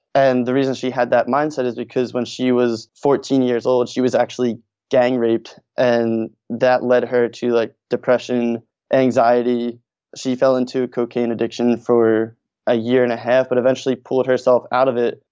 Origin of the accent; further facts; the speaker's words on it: Norristown, Pennsylvania, United States; also born or lived in Philadelphia; I actually grew up outside of Philadelphia in a town called Norristown